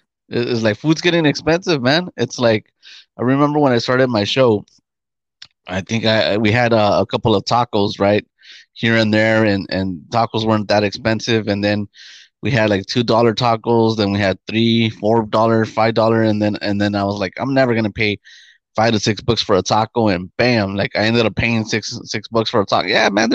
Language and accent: English; New York, United States; We're from New York.